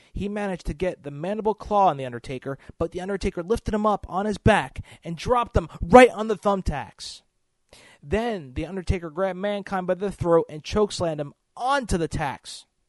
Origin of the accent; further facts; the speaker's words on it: New Jersey, United States; New Jersey, my hometown